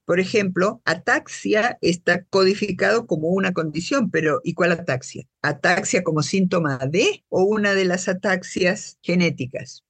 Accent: Buenos Aires, Argentina; now in Guatemala; Yo soy guatemalteca nacida en Buenos Aires. Es decir, nací en Buenos Aires hace un montón de años y llegué a Guatemala hace 39 años.

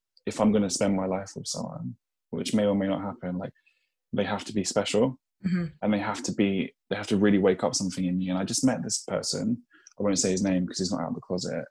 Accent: London, United Kingdom; I'm from Eltham in Southeast London

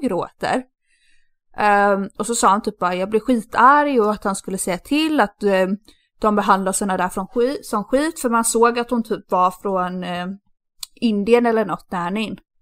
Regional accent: Sweden; moved away; min eh, bästa killkompis som jag har i, eh, i Sverige som jag alltid umgås med när jag är hemma

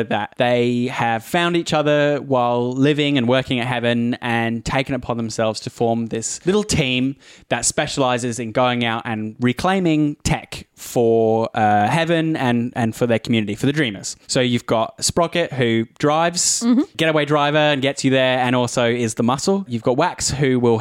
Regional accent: Australia; also born or lived in United Kingdom; I am a British Australian

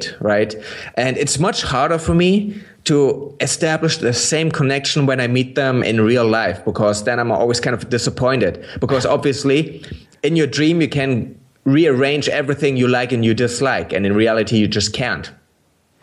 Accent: Berlin, Germany; English is a second language; I didn't grow up in East Germany. I grew up in West Berlin.

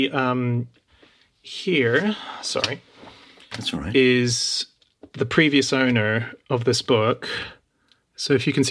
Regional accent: Australia; that even existed when I was growing up in Australia.

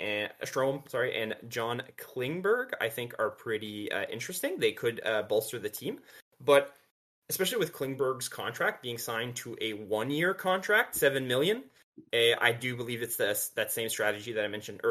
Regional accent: Canada; Us Canadians

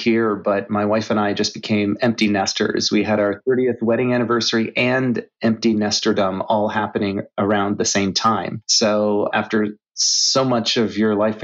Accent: Canada; moved away as an adult; also born or lived in Asia / Europe; I'm originally from Canada

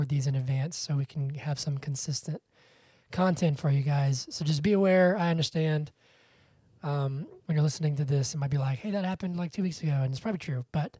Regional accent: Georgia, United States; born or raised there

